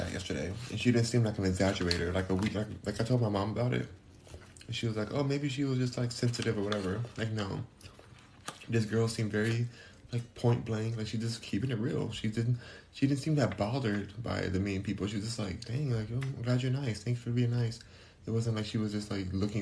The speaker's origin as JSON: {"language": "English", "region": "California", "country": "United States", "moved": "yes", "lives_now": "Houston, United States", "said": "I'm from California"}